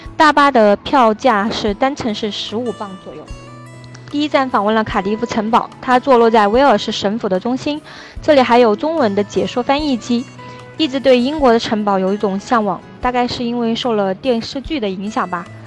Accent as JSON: {"language": "Chinese", "region": "Shanghai", "country": "China", "said": "我来自于中国的上海"}